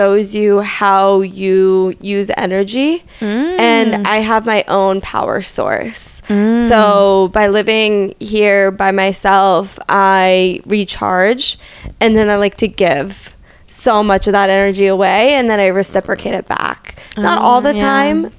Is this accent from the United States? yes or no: yes; Missouri, United States; also born or lived in San Diego; So I was born in San Diego, but I grew up in the middle of nowhere, Missouri